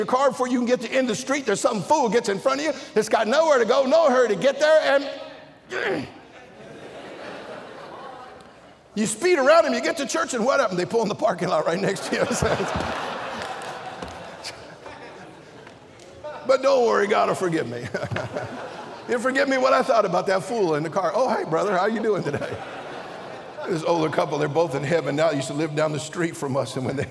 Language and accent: English; Pittsburg, California, United States; I was born in Pittsburgh over here in the East Bay